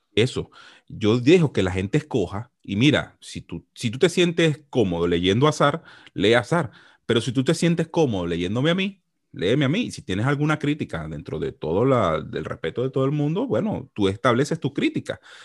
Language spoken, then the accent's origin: Spanish; Venezuela; moved away as an adult; yo estaba trabajando como, como economista tranquilito en mi país, eh, asesorando empresas, normalito. Ah, yo no tuve que haber salido de Venezuela